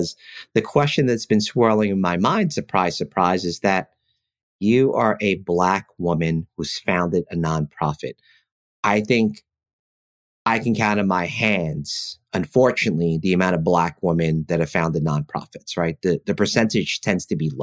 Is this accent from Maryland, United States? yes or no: no; New York City, New York, United States; where we grew up in East Flatbush and South Ozone Park, and you know those neighborhoods, you can't not meet a lot of different people